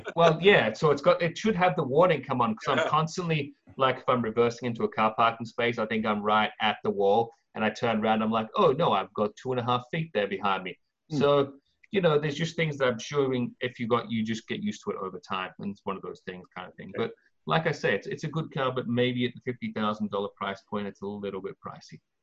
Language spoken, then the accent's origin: English; England, United Kingdom; now in California, United States; I'm an Englishman